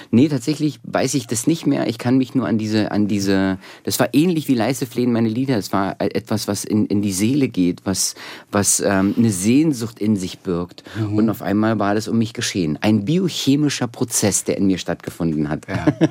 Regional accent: Berlin, Germany; also born or lived in Soviet Union; so als Berliner, ich bin ja richtig so ein Ostberliner Kind, was ja. so aufgewachsen ist

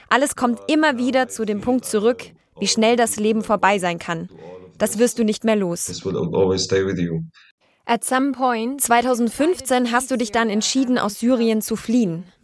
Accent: Germany; Also ich bin in Deutschland geboren und aufgewachsen und das zum Glück bisher in Frieden.

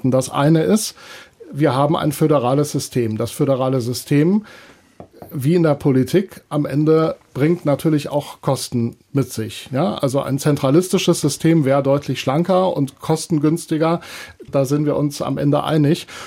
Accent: Rhineland-Palatinate, Germany; speziell Rheinland-Pfalz ist meine Heimat, deswegen bin ich hier in das Regionale gegangen

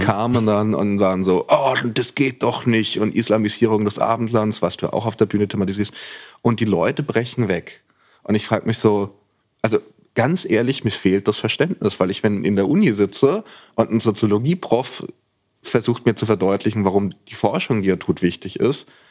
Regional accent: Franconia, Bavaria, Germany; ich bin in Franken geboren

